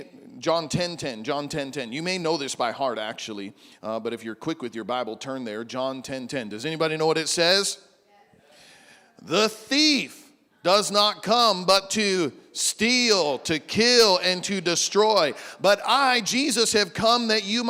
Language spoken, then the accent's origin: English; Midwest, United States; moved away as an adult; now in Big Island, Hawaii, United States; I grew up in the Midwest